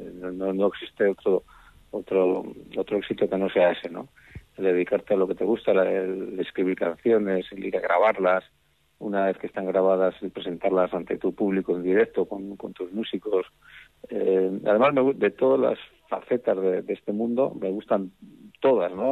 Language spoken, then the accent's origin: Spanish; Cantabria, Spain; soy el cántabro más asturiano